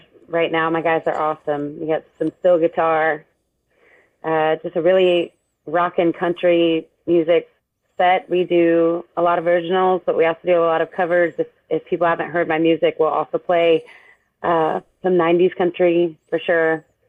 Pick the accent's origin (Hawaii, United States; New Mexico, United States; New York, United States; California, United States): New Mexico, United States; I'm from New Mexico.